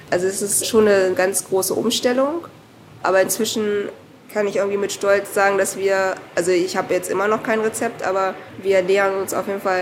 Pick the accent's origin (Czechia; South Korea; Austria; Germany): South Korea; Und ich bin ja auch erst mit 36, glaube ich, das erste Mal wieder in Korea gewesen und habe dann so quasi mein Heimatland kennengelernt.